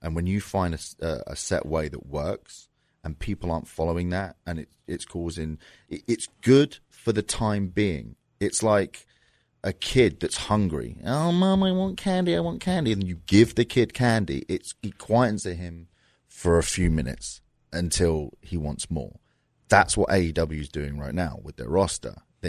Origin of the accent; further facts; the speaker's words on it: London, United Kingdom; moved away; I'm from London.